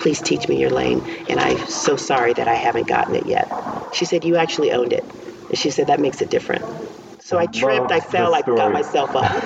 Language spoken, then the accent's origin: English; New Orleans, Louisiana, United States; moved away; I am born and raised in New Orleans and other places, but my roots are definitely, they go deep in New Orleans